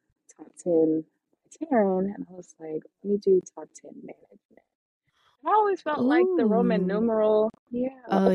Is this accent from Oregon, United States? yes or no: no; Atlanta, Georgia, United States; also born or lived in Los Angeles; I lived in Atlanta. I was from Atlanta